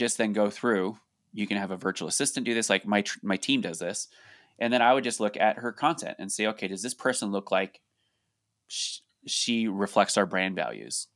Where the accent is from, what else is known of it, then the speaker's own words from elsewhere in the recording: Colorado, United States; we're from Colorado